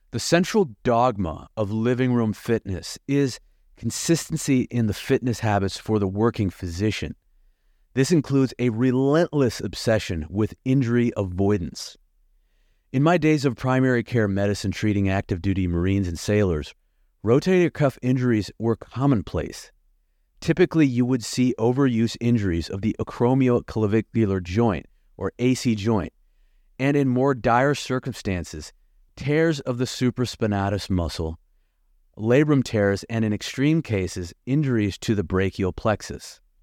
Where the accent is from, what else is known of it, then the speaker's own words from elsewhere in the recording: Lincoln, Nebraska, United States; moved away as an adult; also born or lived in Bloomington, Indiana / Atlanta; living in my hometown of Lincoln, Nebraska